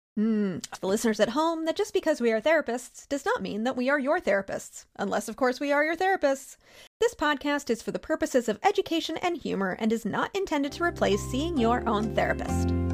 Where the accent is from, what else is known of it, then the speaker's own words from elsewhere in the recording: Pennsylvania, United States; I'm from Pennsylvania and grew up during a time when we just let kids do shit like